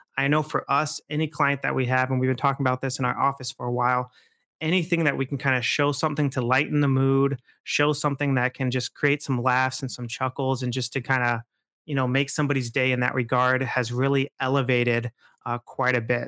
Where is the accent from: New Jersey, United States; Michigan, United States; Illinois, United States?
Michigan, United States; Midland; I grew up in Midland, actually.